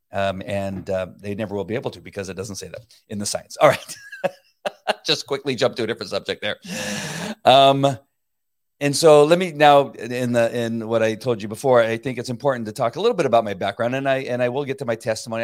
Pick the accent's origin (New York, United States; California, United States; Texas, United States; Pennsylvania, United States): California, United States; La Mirada; I grew up in La Mirada, California. So I'm a native Californian